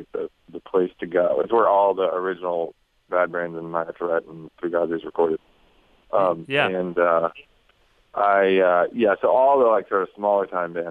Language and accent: English; Washington, District of Columbia, United States; I grew up in Washington, D.C.